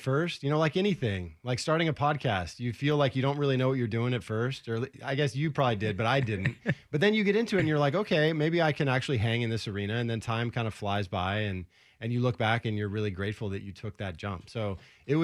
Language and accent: English; Portland, Oregon, United States; moved away as an adult; also born or lived in Orlando; I grew up in Southeast Portland